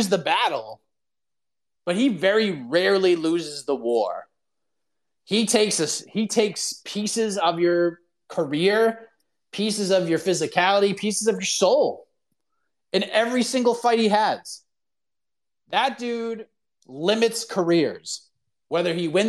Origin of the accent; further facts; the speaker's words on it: Boston, Massachusetts, United States; moved away as an adult; I lived in Boston my whole life until about 2 years ago.